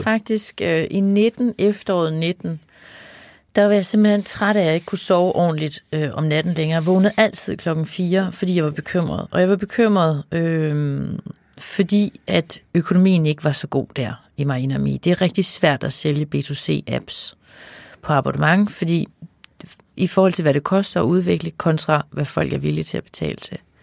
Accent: Denmark; jeg jo også jyde

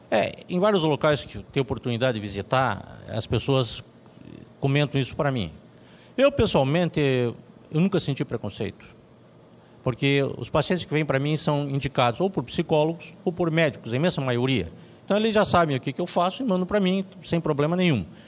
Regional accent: Curitiba, Paraná, Brazil; also born or lived in London; eu sou de Curitiba, estou em Curitiba

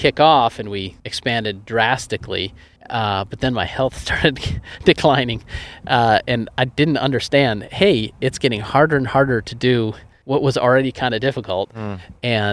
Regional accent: East Coast, United States; moved away; I am originally from the East Coast

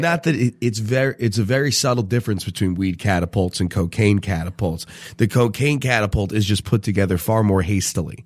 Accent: Southern California, United States; a Southern California boy

